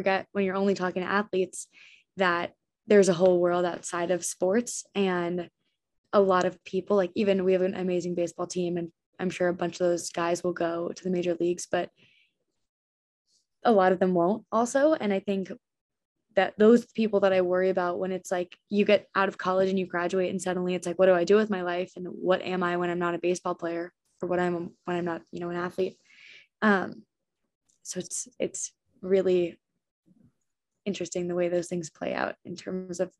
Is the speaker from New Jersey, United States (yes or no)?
yes; Ridgewood, New Jersey, United States; I grew up in Ridgewood, which is like a huge lacrosse town.